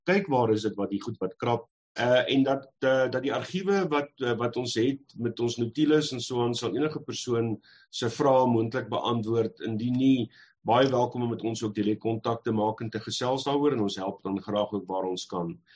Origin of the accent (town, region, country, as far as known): South Africa